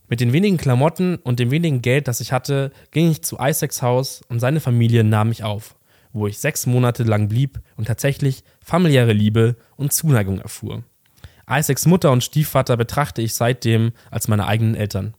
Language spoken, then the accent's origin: German; near Munich, Bavaria, Germany; ich komme auch aus der Nähe von München